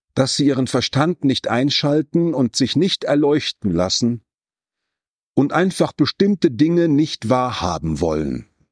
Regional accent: North Rhine-Westphalia, Germany; Ich komme aus dem Westfälischen

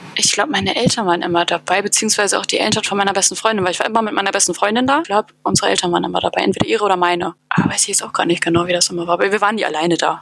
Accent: Hamburg, Germany; now in Berlin, Germany; Ich bin Wahlberlinerin sozusagen. Also ich komme gebürtig aus Hamburg

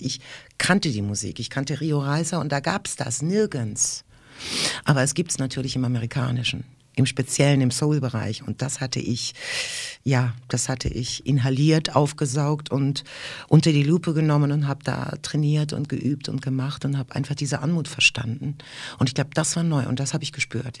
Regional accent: Rhineland-Palatinate, Germany; German is a second language; In der Pfalz, da wo ich herkomme

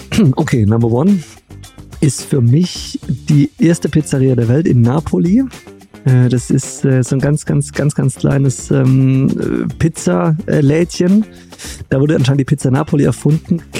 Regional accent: Stuttgart, Baden-Württemberg, Germany; wir haben einen wahnsinnig leckeren Veggie-Döner bei uns in Stuttgart

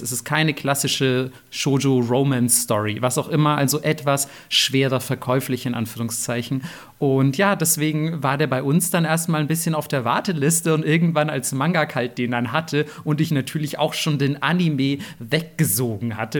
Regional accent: Germany; als nicht nur Deutsche, sondern als Leute aus dem Westen

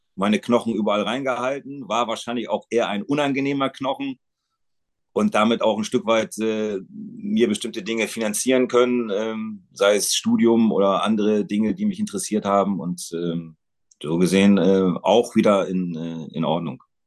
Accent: Bremen, Germany; Das ist meine Heimatstadt

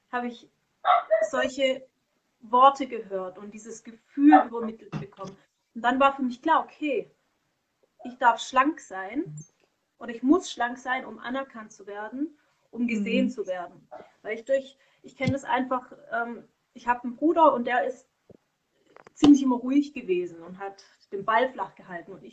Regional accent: Konstanz, Baden-Württemberg, Germany; also born or lived in Bad Säckingen; also damals hatte ich woanders gewohnt, an der Schweizer Grenze in, in Bad Säckingen, da ist mein Geburtsort. Und dann sind wir weggezogen nach Konstanz. Und dann haben wir dort eben gelebt.

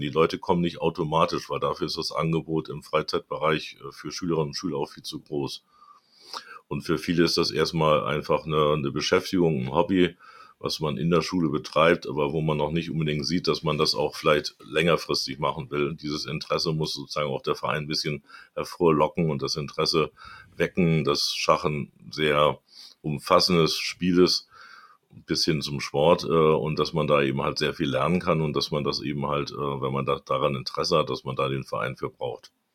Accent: Hamburg, Germany; ich bin Hamburger Jung, äh, also bin in Hamburg groß geworden

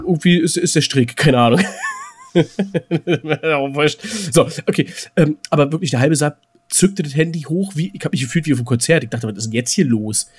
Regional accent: Berlin, Germany; als Berliner

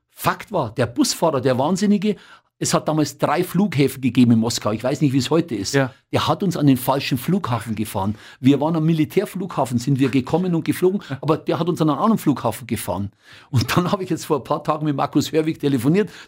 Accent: Bavaria, Germany; accent: Bavarian; glaube, vielleicht ein bisschen auch mit meinem bayerischen Dialekt.

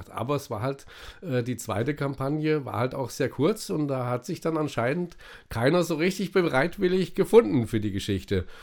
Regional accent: Fulda, Hesse, Germany; In Niesig. Die ersten, meine ersten vier Lebensjahre habe ich in Niesig gewohnt.

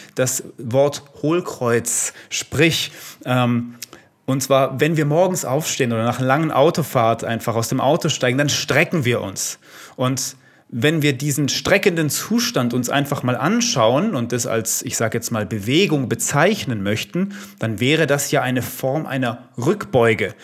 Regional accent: Italy; Ich bin Italiener. Damit bin ich aufgewachsen

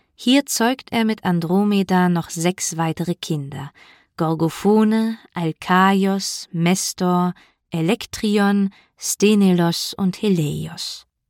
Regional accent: Berlin, Germany; in meiner Heimatstadt Berlin

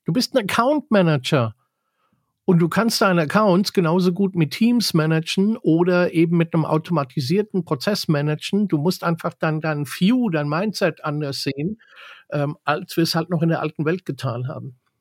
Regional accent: Bavaria, Germany; bei uns in Bayern

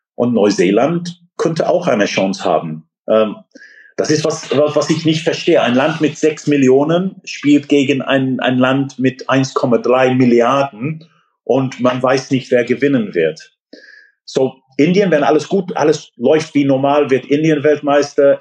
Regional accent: England, United Kingdom; German is a second language; now in Germany; ich bin gebürtiger Engländer

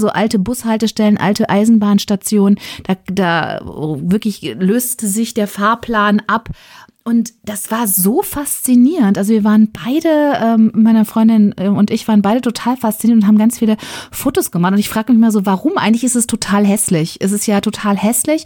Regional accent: Ruhr area, North Rhine-Westphalia, Germany; moved away; Ich komme aus dem Ruhrgebiet.

